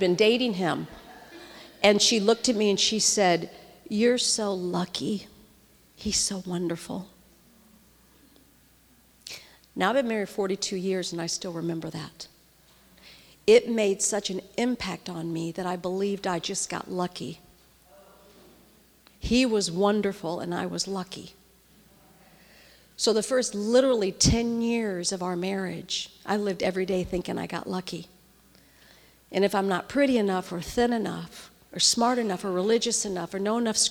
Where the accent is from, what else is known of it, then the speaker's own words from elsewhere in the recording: St. Louis, Missouri, United States; I grew up in the Midwest in St. Louis